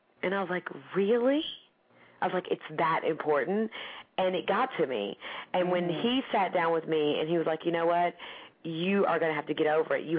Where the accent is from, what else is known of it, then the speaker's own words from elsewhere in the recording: Tennessee, United States; moved away; I'm from Tennessee